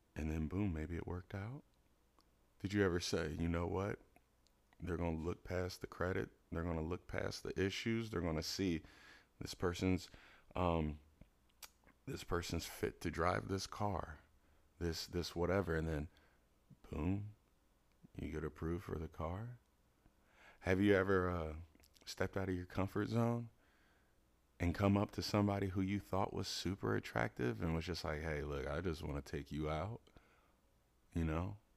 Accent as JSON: {"language": "English", "town": "Cincinnati", "region": "Ohio", "country": "United States", "moved": "yes", "lives_now": "Los Angeles, United States", "said": "I'm from Cincinnati"}